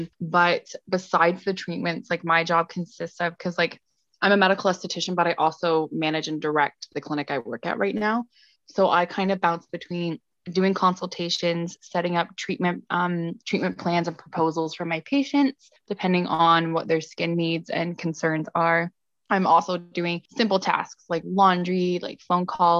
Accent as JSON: {"language": "English", "region": "England", "country": "United Kingdom", "tie": "born or raised there", "moved": "yes", "said": "I grew up in England and then I came over"}